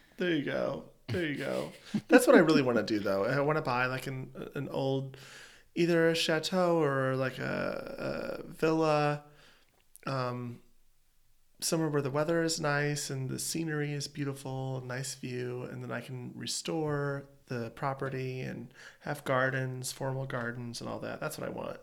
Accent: East Coast, United States; moved away; I'm an East Coaster.

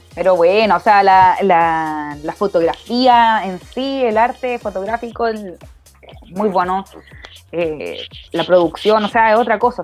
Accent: Chile; como buen chileno

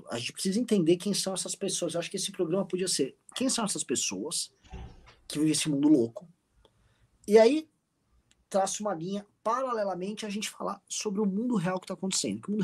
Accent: Brazil; Estamos cada um no seu respectivo hospício né? Porque se nós somos brasileiros, nós somos, obviamente, malucos.

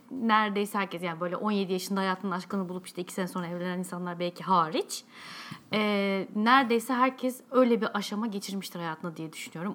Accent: Turkey; accent: Turkish; ben hala da Alman Almancayı yani tamamen bir Türk aksanıyla konuşuyorum

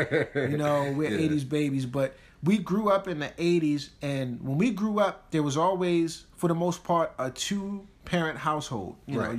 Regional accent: Baltimore, Maryland, United States; I mean, it's almost like growing up in Baltimore, you got this thing, right, where it's the city and the county.

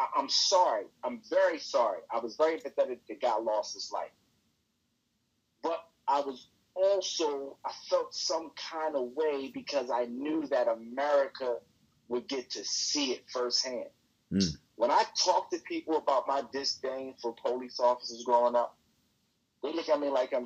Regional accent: Baltimore, Maryland, United States; I'm from Baltimore

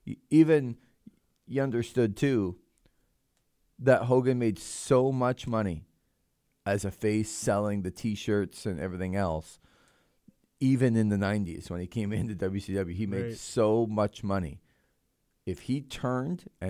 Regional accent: Toronto, Ontario, Canada; moved away; I grew up in Toronto

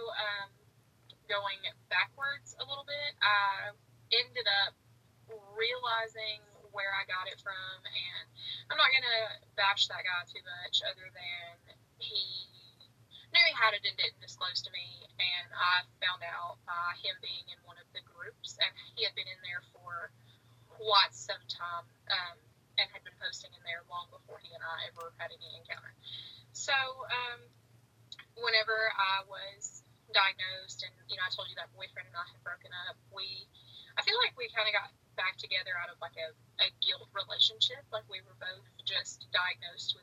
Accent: Chattanooga, Tennessee, United States; also born or lived in Kentucky; I'm from the Chattanooga area

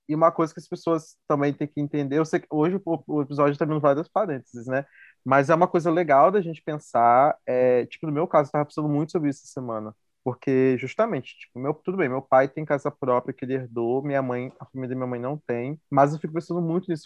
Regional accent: Campos dos Goytacazes, Rio de Janeiro, Brazil; moved away as an adult; now in Belo Horizonte, Brazil; eu sou de Campos do no Rio

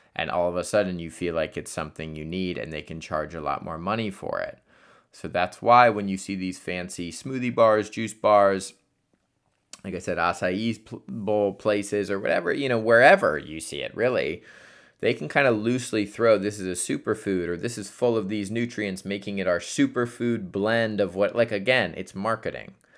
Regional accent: Columbus, Ohio, United States; my hometown of Columbus, Ohio

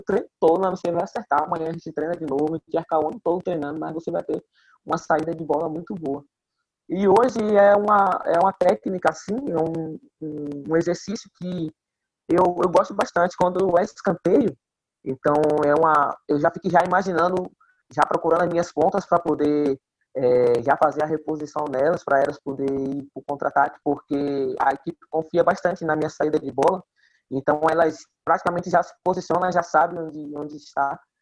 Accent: Itaparica, Bahia, Brazil; also born or lived in Salvador; Eu fugi para Itaparica, para onde na minha, a minha terra natal

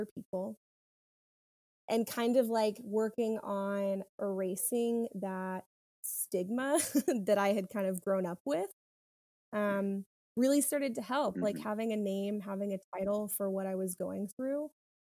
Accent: South Carolina, United States; now in Florida, United States; I'm from South Carolina and I wanted to go to a school there.

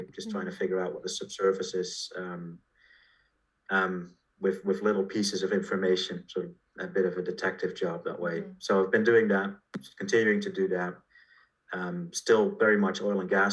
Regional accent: Netherlands; I was born in Holland, went to school there, and primary, secondary, and university.

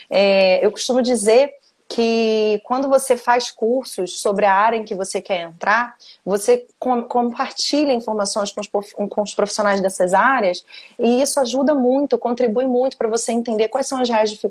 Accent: Rio de Janeiro, Brazil; now in Vila Velha, Brazil; É, eu sou, do, na verdade, sou carioca, mas já

